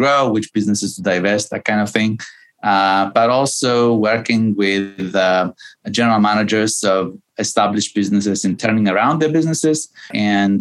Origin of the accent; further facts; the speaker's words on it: Cyprus; moved away as an adult; also born or lived in New York, United States; I was born and raised in Cyprus, which which is a little island